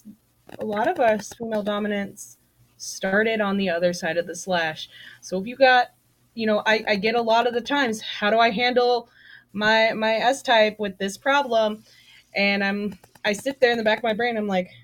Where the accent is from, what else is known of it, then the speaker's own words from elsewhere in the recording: the South, United States; I was raised in the South